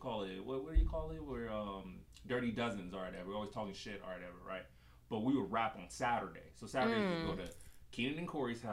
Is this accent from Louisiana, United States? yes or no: no; Los Angeles, California, United States; From Los Angeles, born and raised